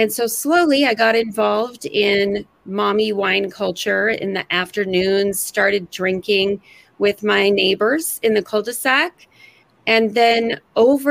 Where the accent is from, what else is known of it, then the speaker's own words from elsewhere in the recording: California, United States; moved away as an adult; now in Seattle area, United States; I'm from California, moved to the Seattle area in 2001 when I had my first child